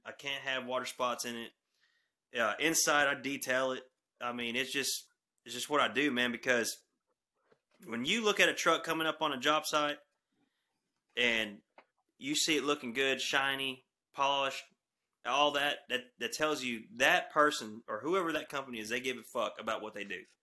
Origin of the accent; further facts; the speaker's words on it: Texoma region, North Texas, United States; I'm from North Texas, Texoma region.